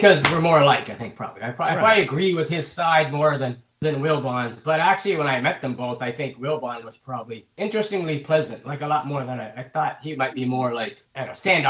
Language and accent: English; Fredericton, New Brunswick, Canada; moved away as an adult; also born or lived in Oshawa, Ontario; now in Annapolis, United States; I was born and raised in Eastern Canada. So I grew up in Frederick, New Brunswick